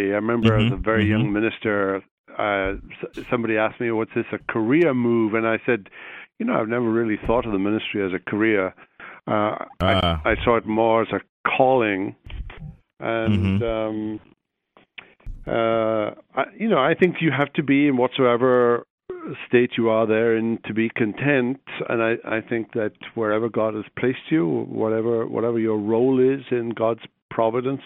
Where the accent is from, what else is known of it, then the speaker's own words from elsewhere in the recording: Wales, United Kingdom; moved away as an adult; also born or lived in Belfast, Northern Ireland / Jackson, Mississippi; now in Columbia, United States; I grew up in Britain, in Wales, went to school there